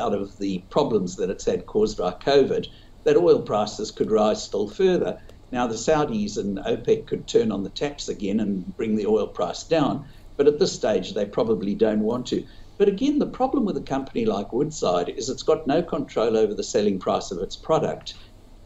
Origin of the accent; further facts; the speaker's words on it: South Africa; moved away as an adult; now in Australia; I grew up in South Africa, started all my investing in South Africa